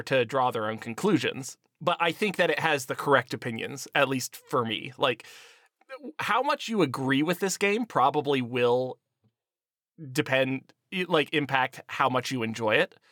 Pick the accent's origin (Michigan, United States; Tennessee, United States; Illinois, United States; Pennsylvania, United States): Pennsylvania, United States; Erie; my hometown is Erie, Pennsylvania, uh, right next to Lake Erie